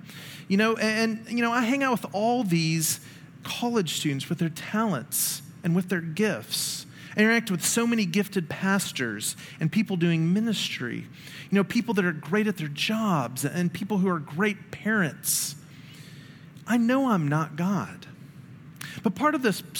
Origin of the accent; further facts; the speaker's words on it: Memphis, Tennessee, United States; growing up in Memphis, one of the things you learn about, in elementary and high school is the yellow fever epidemic